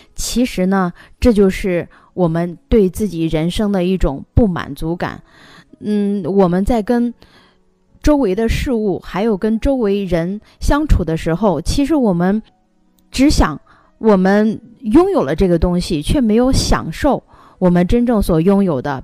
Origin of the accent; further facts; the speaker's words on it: Henan, China; 我们河南人一般说话